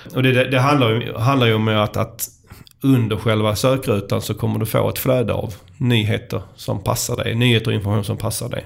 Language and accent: Swedish; Skåne, Sweden; accent: skånska; som alla hör här så kommer jag ju från Skåne